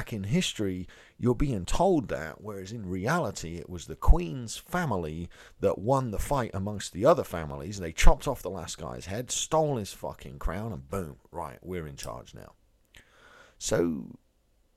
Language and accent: English; England, United Kingdom; moved away as an adult; also born or lived in America; now in United States; I grew up in England, as you can probably tell